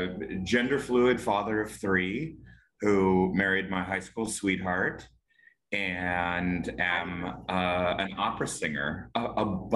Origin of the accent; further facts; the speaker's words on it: California, United States; I'm from California, so like.